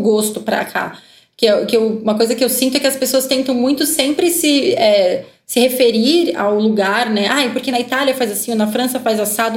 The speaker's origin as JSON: {"language": "Portuguese", "country": "Brazil", "said": "a gente, como brasileiro"}